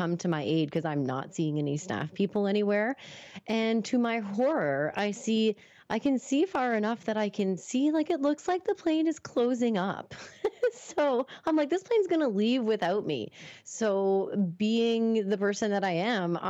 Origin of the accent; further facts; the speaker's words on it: Moncton, New Brunswick, Canada; moved away as an adult; also born or lived in Toronto; I think I was moving back home after finishing up college in Toronto. So I was moving from Toronto back to Moncton.